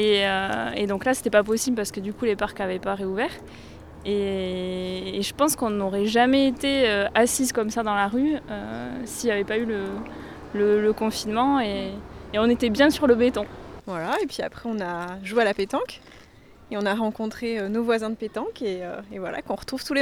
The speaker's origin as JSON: {"language": "French", "country": "Spain", "said": "Rien n'a changé pour nous, non. On est espagnol et rien n'a changé."}